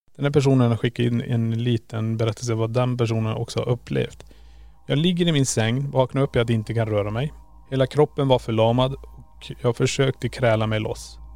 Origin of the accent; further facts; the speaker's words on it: Kiruna, Norrbotten County, Sweden; moved away; där jag hade mitt pojkrum när jag bodde i Kiruna. Sen flyttade jag.